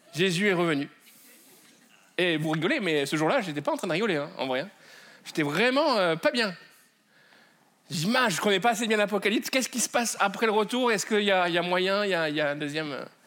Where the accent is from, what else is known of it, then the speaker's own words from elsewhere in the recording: France; accent: French; mon accent euh, français.